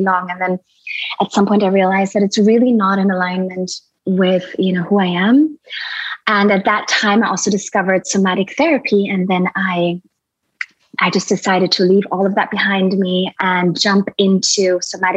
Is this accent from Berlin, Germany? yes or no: yes; Berlin, Germany; also born or lived in India; now in Costa Rica; I'm originally from Berlin, from Germany. I was born there and raised a lot of my childhood. I was in India